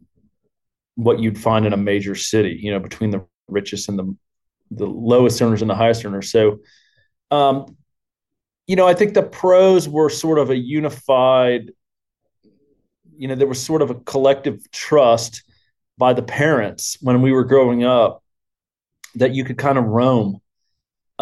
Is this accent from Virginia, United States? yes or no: yes; Blacksburg, Virginia, United States; moved away as an adult; also born or lived in Winchester, Virginia; now in Golden, United States; we moved to Blacksburg, which is Southwest Virginia. And that's where I grew up, basically, from there until I left for undergrad